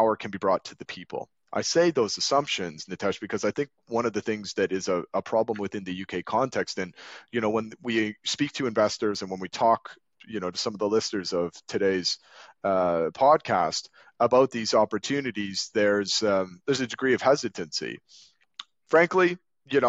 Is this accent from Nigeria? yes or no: no; Canada; now in London, United Kingdom; I grew up in Canada